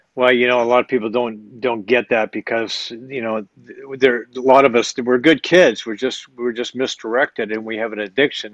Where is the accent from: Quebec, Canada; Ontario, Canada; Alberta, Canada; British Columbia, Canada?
Alberta, Canada; Edmonton; I grew up in West Edmonton